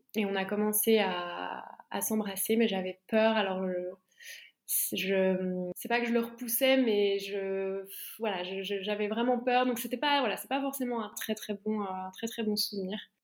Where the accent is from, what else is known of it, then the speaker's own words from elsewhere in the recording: Besançon, Bourgogne-Franche-Comté, France; moved away as an adult; ma ville natale à Besançon